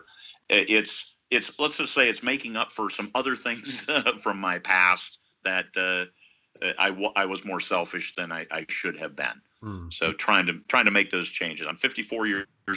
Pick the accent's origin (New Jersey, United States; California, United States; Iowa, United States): Iowa, United States; now in Alaska, United States; I was born and raised in Iowa